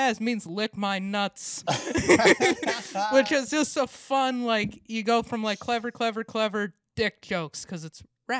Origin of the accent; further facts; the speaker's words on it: Montana, United States; now in Portland, United States; I grew up in Montana, we both did.